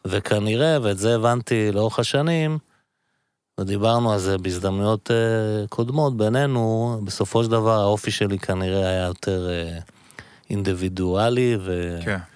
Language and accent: Hebrew; Givatayim, Tel Aviv District, Israel; born or raised there